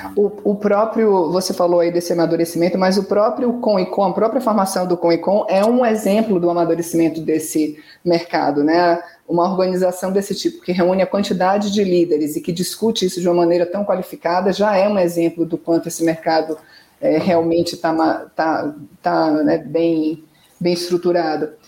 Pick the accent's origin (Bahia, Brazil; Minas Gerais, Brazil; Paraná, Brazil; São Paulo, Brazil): Bahia, Brazil; Salvador; eu que sou de Salvador